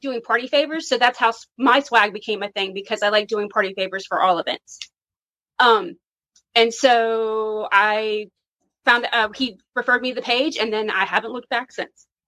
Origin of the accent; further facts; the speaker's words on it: New Orleans, Louisiana, United States; I'm from Louisiana and we, uh, New Orleans actually.